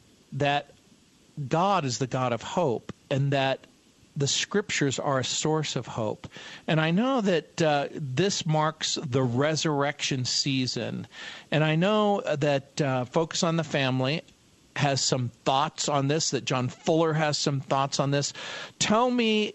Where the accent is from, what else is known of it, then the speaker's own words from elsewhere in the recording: New Orleans, Louisiana, United States; I was born in New Orleans, and I, too, was born and raised and educated in a high church tradition